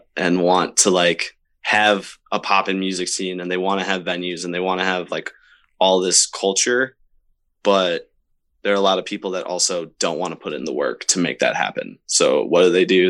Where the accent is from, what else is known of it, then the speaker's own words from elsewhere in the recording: Syracuse, New York, United States; for a while in Syracuse, there wasn't really a whole lot going on